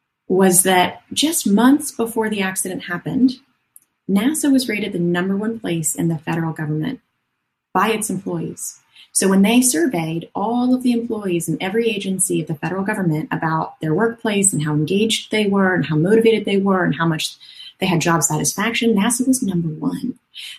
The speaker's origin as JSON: {"language": "English", "town": "Phoenix", "region": "Arizona", "country": "United States", "said": "So I came from Phoenix, Arizona, over to Orlando, Florida, and I studied organizational psychology for another 5 or 6 years after undergrad"}